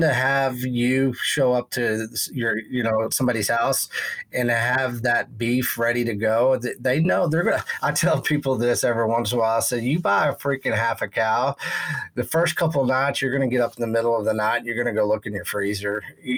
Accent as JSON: {"language": "English", "region": "West Texas", "country": "United States", "tie": "born or raised there", "said": "growing up in Texas, West Texas, and knowing cattle and agriculture"}